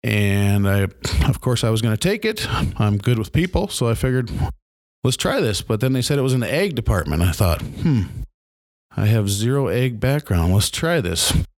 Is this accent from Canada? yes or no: no; Milbank, South Dakota, United States; I grew up in Milbank, South Dakota, a little town of about 3,400 people.